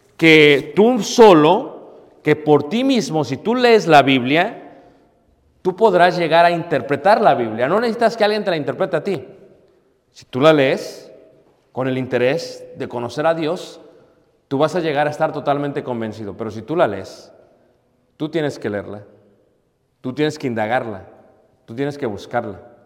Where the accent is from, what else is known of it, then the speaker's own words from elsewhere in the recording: Mexico City, Mexico; Crecí en Ciudad de México